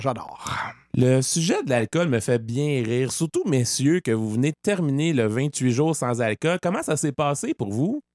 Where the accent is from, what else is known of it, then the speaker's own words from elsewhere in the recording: Quebec, Canada; nous, les Québécois, on connaît ça et on le vit pleinement